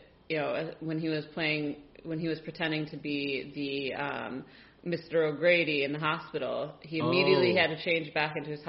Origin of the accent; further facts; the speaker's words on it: Ireland; being Irish ourselves